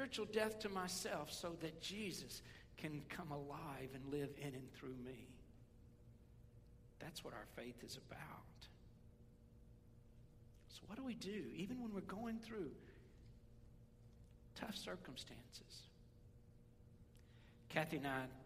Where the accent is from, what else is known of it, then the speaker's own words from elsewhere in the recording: West Tennessee, United States; I grew up in West Tennessee